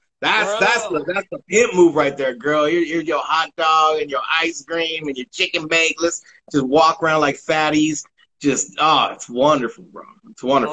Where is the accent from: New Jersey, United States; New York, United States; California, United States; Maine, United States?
California, United States; Ontario; I'm homegrown in Ontario, California. I've always been all around the IE.